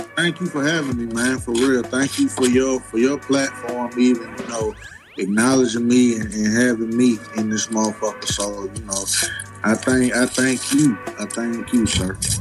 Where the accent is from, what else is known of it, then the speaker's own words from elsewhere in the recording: Decatur, Georgia, United States; also born or lived in Charlotte, North Carolina; I've been in Decatur nigga since the age of one.